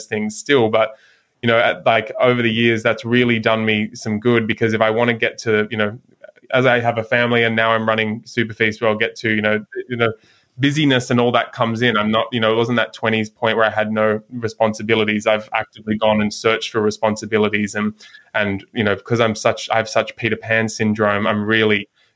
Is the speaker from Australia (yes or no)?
yes; Sydney, New South Wales, Australia; now in South Golden Beach, Australia; I grew up in Sydney, living up in just north of Byron Bay now in South Golden Beach